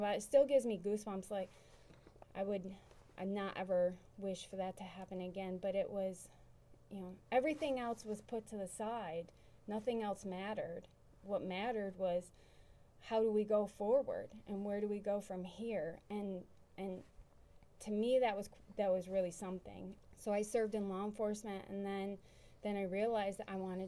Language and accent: English; New York, United States; moved away; I'm from New York